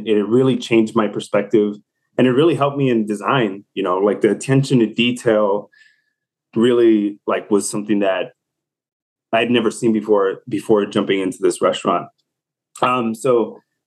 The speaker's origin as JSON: {"language": "English", "town": "Chicago", "region": "Illinois", "country": "United States", "moved": "yes", "said": "I'm originally from Chicago."}